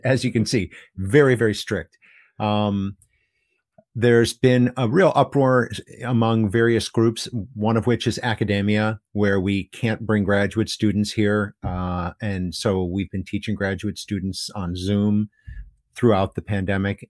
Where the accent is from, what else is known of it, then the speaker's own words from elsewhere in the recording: United States; now in Hiroshima, Japan; as an American in Japan